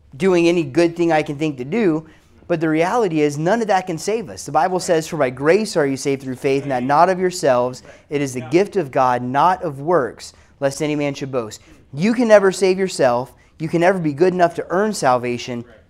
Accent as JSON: {"language": "English", "region": "South Carolina", "country": "United States", "said": "i am from South Carolina"}